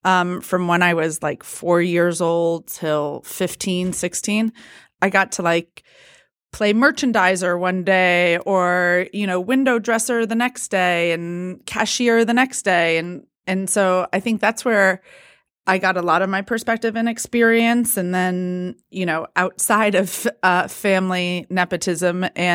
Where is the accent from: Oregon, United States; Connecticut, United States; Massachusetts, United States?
Connecticut, United States; West Hartford; I mean, I grew up in West Hartford, Connecticut.